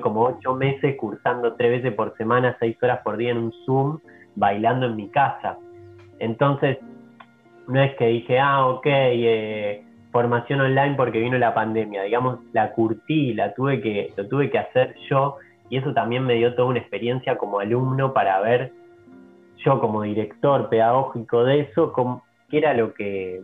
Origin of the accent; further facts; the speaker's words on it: Argentina; moved away; also born or lived in Europe; de los que volvimos acá a Argentina